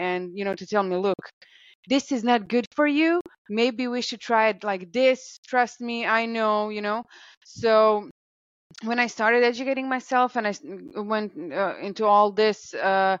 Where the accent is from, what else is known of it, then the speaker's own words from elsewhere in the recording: Croatia; I'm from Croatia